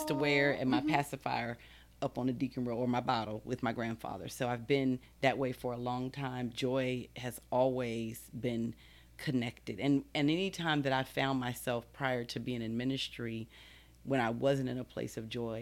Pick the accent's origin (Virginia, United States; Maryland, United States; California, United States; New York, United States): Maryland, United States; Baltimore; moved away; also born or lived in Texas; I'm originally from Baltimore, Maryland.